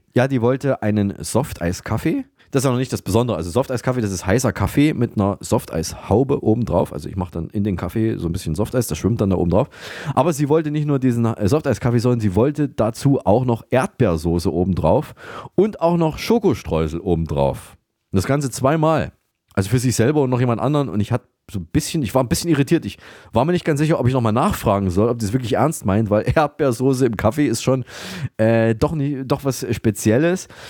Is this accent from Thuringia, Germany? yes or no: yes; Saalfeld, Thuringia, Germany; moved away; nach Saalfeld in meine Heimatstadt